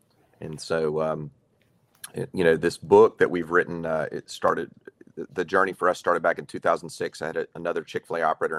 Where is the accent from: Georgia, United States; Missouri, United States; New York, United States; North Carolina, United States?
Georgia, United States; Atlanta; we're born and raised in Atlanta.